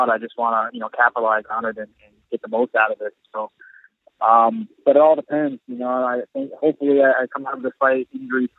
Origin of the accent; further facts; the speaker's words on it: Boca Raton, Florida, United States; moved away; also born or lived in Delray Beach, Florida / Illinois; I grew up in Boca Raton and Delray Beach